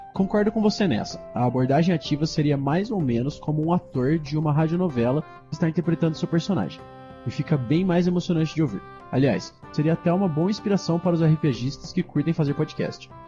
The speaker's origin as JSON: {"language": "Portuguese", "town": "Campinas", "region": "São Paulo", "country": "Brazil", "said": "eu sou de Campinas, interior de São Paulo"}